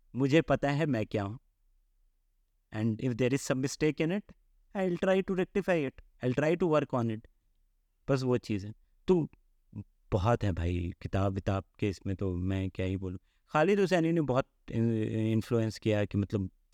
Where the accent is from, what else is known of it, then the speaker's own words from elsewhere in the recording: Mithila, India; moved away; also born or lived in Jamshedpur; coming from Mithila